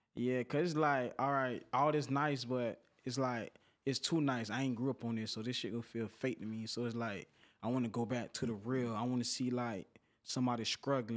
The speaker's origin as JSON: {"language": "English", "town": "Pompano Beach", "region": "Florida", "country": "United States", "tie": "born or raised there", "said": "I'm from Broward County, but I'm from Pompano Beach"}